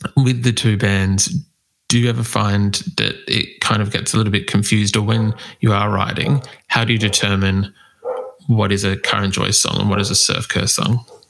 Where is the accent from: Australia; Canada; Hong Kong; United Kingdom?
Australia; accent: Australian; my Australian accent